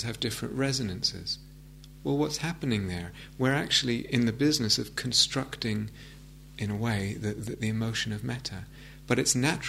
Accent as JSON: {"language": "English", "region": "England", "country": "United Kingdom", "said": "I'm English."}